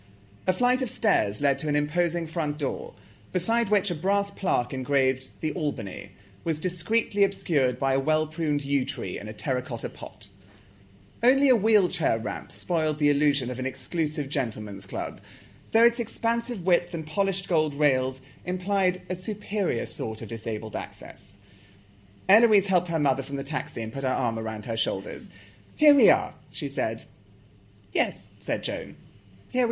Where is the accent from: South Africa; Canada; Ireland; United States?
South Africa; And actually, although I sound English, I'm not English. I'm South African, and I can also talk like this to prove that to you.